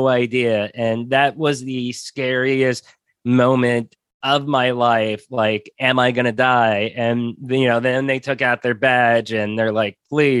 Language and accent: English; United States; moved away; also born or lived in Mexico; I'm American